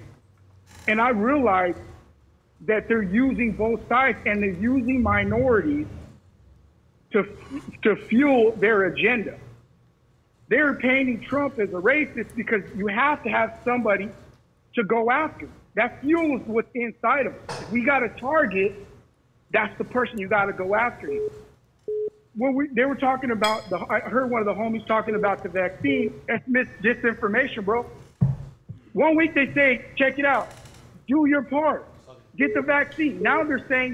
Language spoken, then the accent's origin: English; Bakersfield, California, United States; I'm from Bakersfield, California